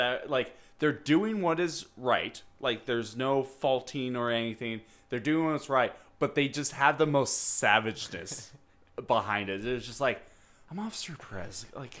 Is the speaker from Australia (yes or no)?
yes; Australia; I'm Australian.